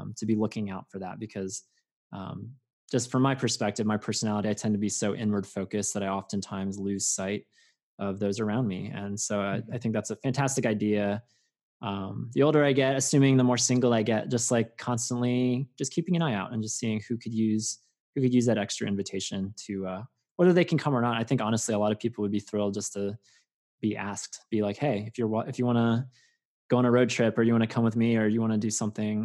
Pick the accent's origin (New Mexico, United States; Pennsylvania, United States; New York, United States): Pennsylvania, United States; Langhorne; moved away as an adult; also born or lived in West Coast; growing up in Langhorne, Pennsylvania, where there's a live nativity a mile down the road from my grandparents' house